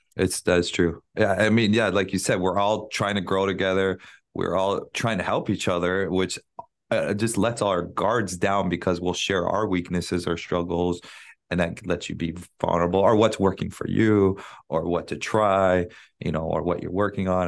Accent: Big Island, Hawaii, United States; now in Honolulu, United States; I'm from Big Island, but I live in Oahu now

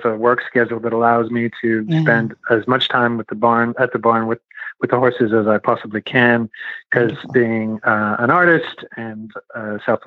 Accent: Montreal, Quebec, Canada; now in Toronto, Canada; I'm originally from Montreal, Quebec, Canada. I currently live in Toronto, Ontario

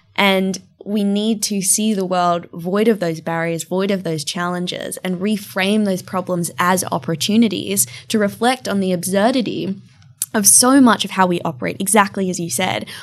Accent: far north Queensland, Australia; also born or lived in Bali, Indonesia; now in London, United Kingdom; growing up in a tiny town of six thousand people in far north Queensland in Australia

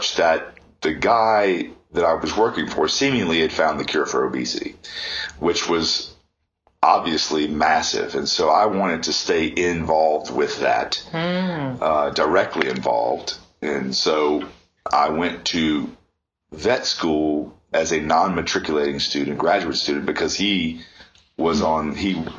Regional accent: New Orleans, Louisiana, United States; I am originally from New Orleans, Louisiana, born and raised outside in a smaller town there

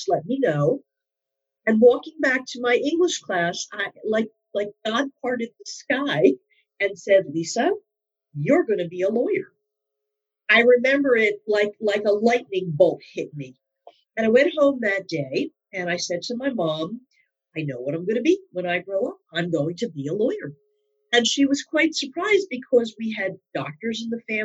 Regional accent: Philadelphia, Pennsylvania, United States; moved away as an adult; now in New York, United States; I've lived in New York now most of my, well, actually all of my adult life, but I'm originally from the Philadelphia area.

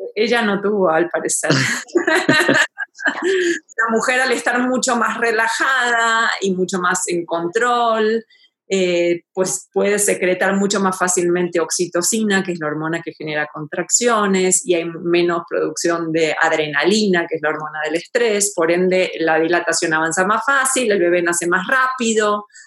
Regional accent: Argentina; moved away as an adult; now in Mexico City, Mexico; yo soy argentina y vivo en la Ciudad de México hace 21 años

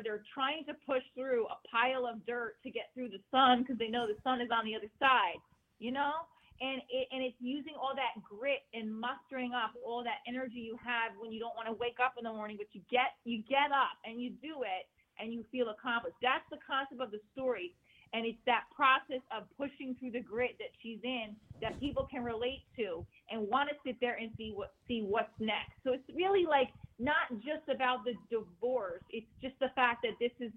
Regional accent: New Jersey, United States; we're Italian from Jersey

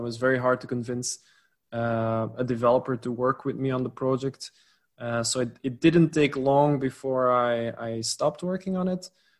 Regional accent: New York, United States; born there; So when I was born in New York State, my parents are both Belgian, but my dad was there for work and my mom obviously as well.

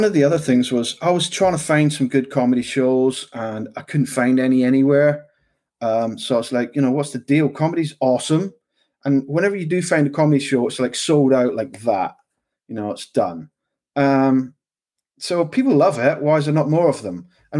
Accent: London, United Kingdom; I've lived and worked all over the UK. I've met a lot of people. I'm kind of multicultured. I grew up in London a little bit, finished school there.

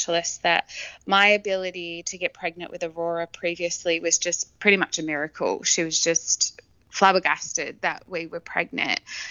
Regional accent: Campbelltown, New South Wales, Australia; now in Brisbane, Australia; I am originally from Campbelltown in Sydney

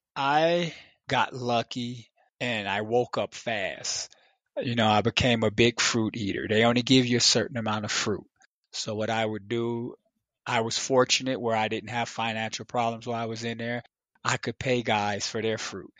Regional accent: Chicago, Illinois, United States; me growing up in Chicago

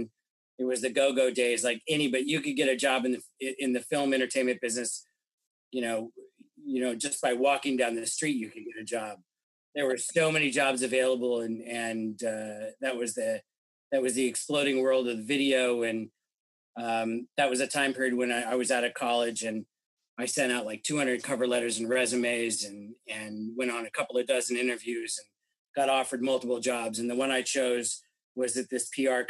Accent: Omaha, Nebraska, United States; as a kid growing up in Omaha, Nebraska

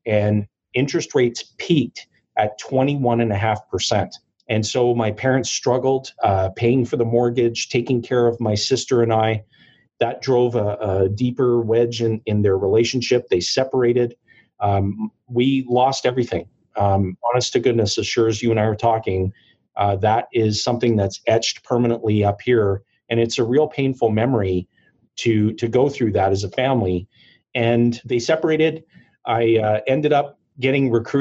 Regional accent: Timmins, Ontario, Canada; born and raised in Timmins, Ontario

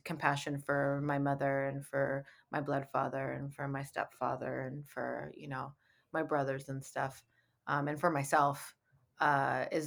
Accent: San Francisco Bay Area, California, United States; now in Los Angeles, United States; I live in Los Angeles. I'm originally from the Bay Area

